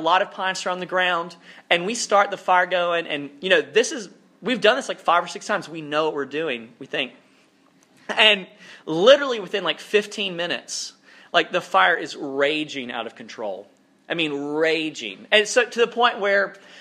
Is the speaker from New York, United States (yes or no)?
no; South Alabama, United States; now in North Carolina, United States; I grew up in South Alabama, which is a little bit more rural than this, but parts of North Carolina feel like the place where I grew up.